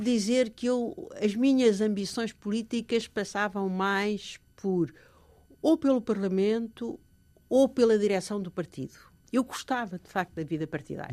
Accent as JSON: {"language": "Portuguese", "country": "Portugal", "moved": "as an adult", "said": "eu sou portuguesa"}